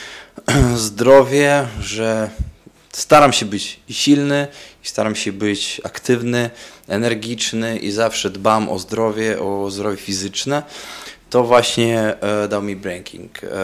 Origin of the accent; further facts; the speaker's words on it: Daugavpils, Latgale, Latvia; breaking bardzo popularny u nas w Daugavpils i chyba byłem w klasie piątej czy szóstej w szkole